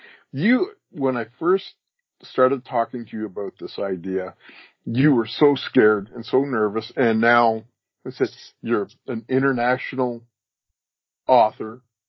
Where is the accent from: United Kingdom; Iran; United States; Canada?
Canada; also born or lived in Edmonton, Alberta